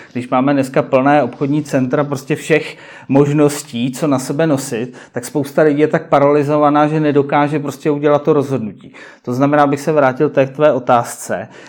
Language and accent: Czech; Prague, Czechia; jsem rodilý Pražák